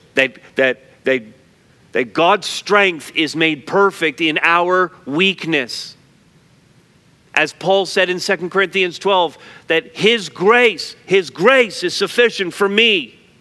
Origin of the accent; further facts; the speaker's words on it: Montreal, Quebec, Canada; moved away; I grew up in Montreal North